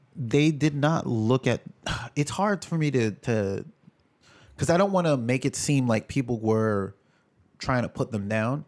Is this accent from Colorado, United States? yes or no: no; New York, United States; also born or lived in Jamaica; being a New Yorker